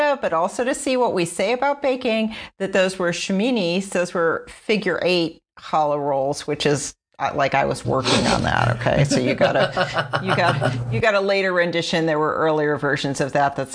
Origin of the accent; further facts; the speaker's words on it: Chicago, Illinois, United States; I'm from Chicago